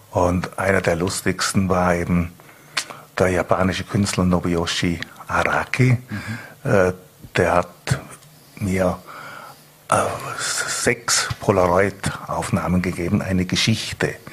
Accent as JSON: {"language": "German", "town": "Bregenz", "region": "Vorarlberg", "country": "Austria", "said": "Also die Menschen und natürlich, äh, ich bin ja aus Bregenz, mhm."}